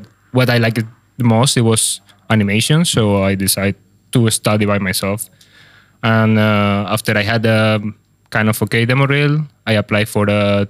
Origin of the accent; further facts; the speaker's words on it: Madrid, Community of Madrid, Spain; moved away as an adult